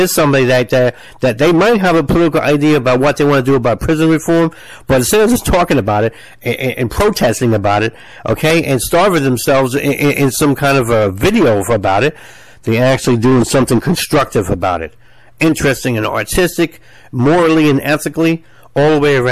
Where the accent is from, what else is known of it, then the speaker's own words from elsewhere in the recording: United States; I'm American